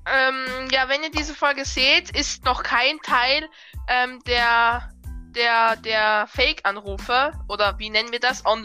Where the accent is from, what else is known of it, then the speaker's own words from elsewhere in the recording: Lower Austria, Austria; accent: Lower Austrian; Vielleicht ein bisschen niederösterreichisch.